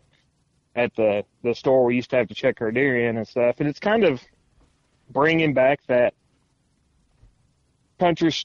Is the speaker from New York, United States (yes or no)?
no; Tennessee, United States; moved away; I'm from Tennessee originally